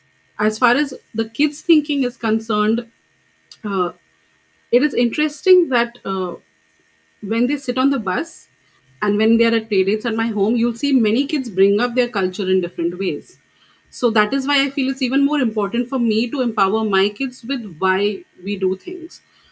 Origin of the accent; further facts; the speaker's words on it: Kuwait; So I said, I came from Kuwait, and this is like I'm, you know, coming here.